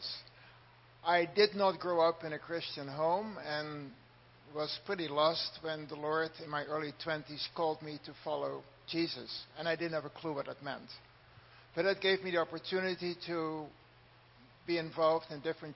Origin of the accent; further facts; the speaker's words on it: Netherlands; moved away; also born or lived in North Carolina; As a good Dutch person